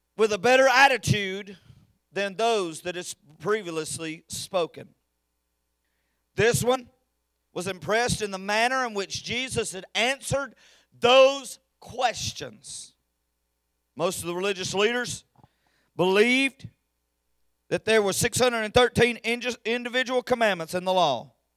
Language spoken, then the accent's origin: English; United States; I'm an American